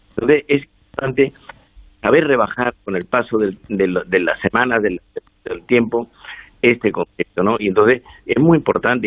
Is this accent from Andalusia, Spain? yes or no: yes; Andalusia, Spain; now in Madrid, Spain; Yo soy andaluz, que vivo en Madrid hace 40 años